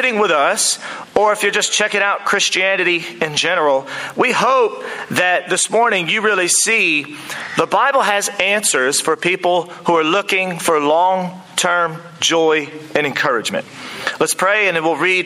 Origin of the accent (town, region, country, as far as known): United States; now in New Zealand